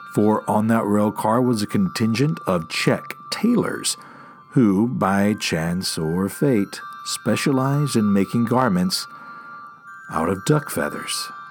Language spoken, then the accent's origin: English; Taylor, Texas, United States; born or raised there